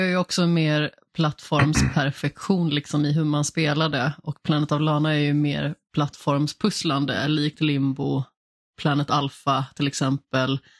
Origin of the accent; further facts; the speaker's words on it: Alingsås, Västra Götaland, Sweden; Jag är ju från Allingsås